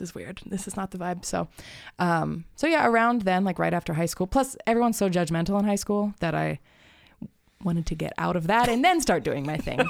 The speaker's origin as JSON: {"language": "English", "town": "Tucson", "region": "Arizona", "country": "United States", "tie": "born or raised there", "lives_now": "Phoenix, United States", "said": "I grew up in Tucson"}